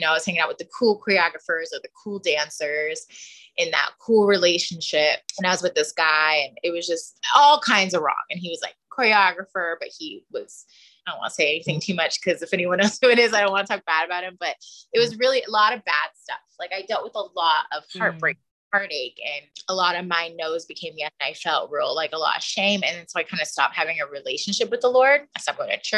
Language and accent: English; the Valley, California, United States; I'm also from the Valley